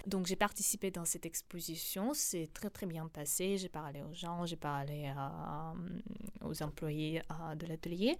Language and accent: French; Donbas, Ukraine; French is a second language; now in France; je viens de Donbass